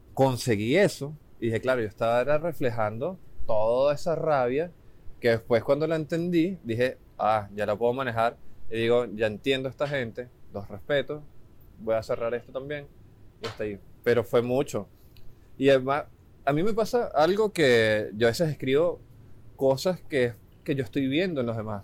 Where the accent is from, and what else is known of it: Venezuela; now in Chile